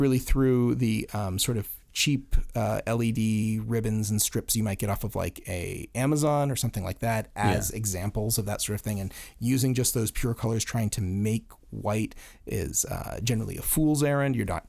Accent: Florida, United States; Yeah, well, I'm from Florida. Whoa. Yeah, yeah, so, I guess that is the South.

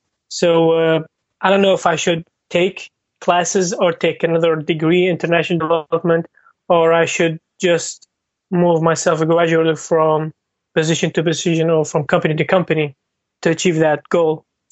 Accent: Iraq; moved away as an adult; now in New York City, United States; So originally I'm from Iraq, got my bachelor from Iraq in laser engineering.

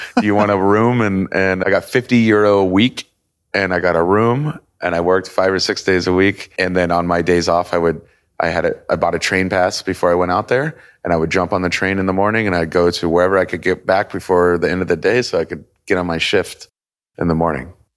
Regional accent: Kansas City, Missouri, United States; moved away as an adult; also born or lived in Denver / Italy / Chicago; now in Miami, United States; I'm originally born and raised in Kansas City. So I w, lived there until I was about eighteen

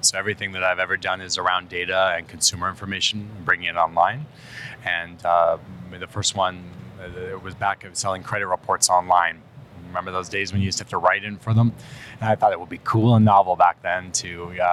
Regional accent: Vancouver, British Columbia, Canada; I'm from there

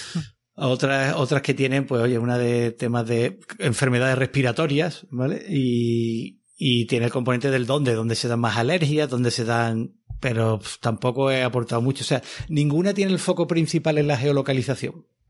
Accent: Seville, Andalusia, Spain; moved away; yo era scout de pequeño allí en Sevilla

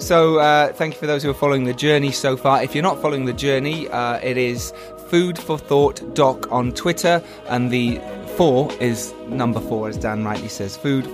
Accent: England, United Kingdom; We're English, we're burning.

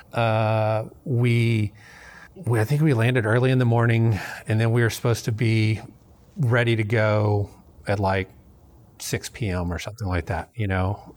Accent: Memphis, Tennessee, United States; moved away as an adult; also born or lived in North Dakota; now in Houston, United States; I, I grew up in Tennessee, um, in Memphis

